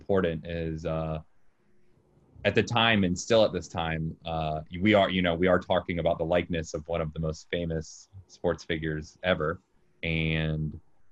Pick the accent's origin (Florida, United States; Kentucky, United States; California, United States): Florida, United States; Jacksonville; moved away as an adult; now in New York City, United States; I'm from Jacksonville, Florida.